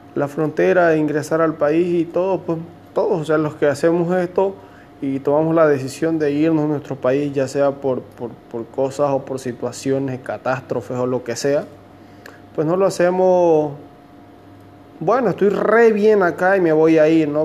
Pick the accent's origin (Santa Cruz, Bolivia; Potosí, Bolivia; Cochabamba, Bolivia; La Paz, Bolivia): Santa Cruz, Bolivia; Santa Cruz de la Sierra; moved away as an adult; now in Santiago, Chile; soy de Bolivia, de Santa Cruz de la Sierra